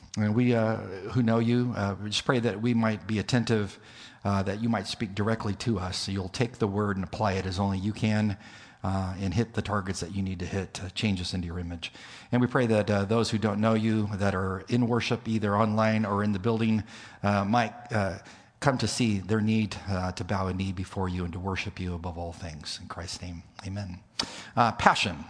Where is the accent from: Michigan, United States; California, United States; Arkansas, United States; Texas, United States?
California, United States; El Centro; moved away; being in California in close proximity to where I grew up in El Centro, California